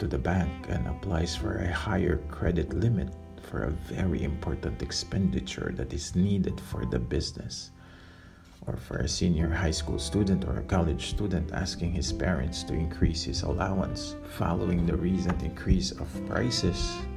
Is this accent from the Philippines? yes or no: yes; Philippines; I am from the Philippines.